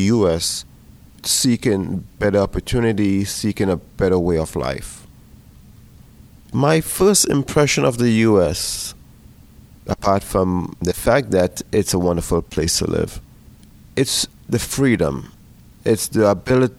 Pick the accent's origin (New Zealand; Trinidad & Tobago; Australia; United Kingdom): Trinidad & Tobago; moved away as an adult; now in Pittsburgh, United States; I was born in the island of Trinidad and Tobago in the Caribbean